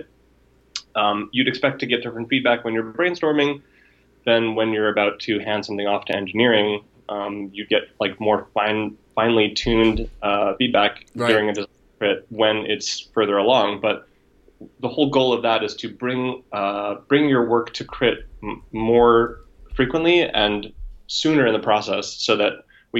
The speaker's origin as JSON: {"language": "English", "region": "New York", "country": "United States", "also_born_or_lived": "West Coast", "moved": "as an adult", "said": "being a New Yorker"}